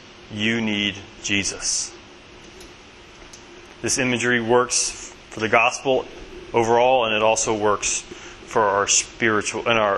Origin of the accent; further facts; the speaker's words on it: Southern US, United States; so I live, I grew up in Baptist country, Southern Belt.